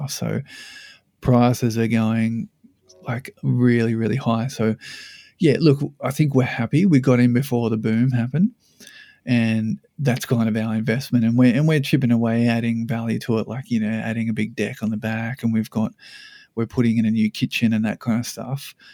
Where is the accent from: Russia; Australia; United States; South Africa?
Australia; Sydney, New South Wales; now in Brisbane, Australia; I came up from Sydney. I met her in Sydney, and I moved to Brisbane about yeah 15 years ago.